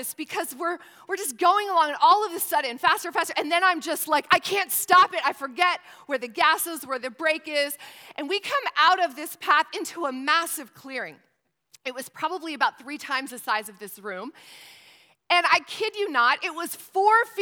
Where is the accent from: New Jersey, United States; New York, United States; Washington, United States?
New York, United States; St. Lawrence County, northern New York State, United States; now in Newport News, United States; I was born and raised in northern New York State